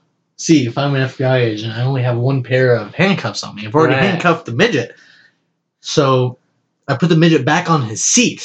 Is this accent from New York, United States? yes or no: yes; New York, United States; I'm from New York. I speak English.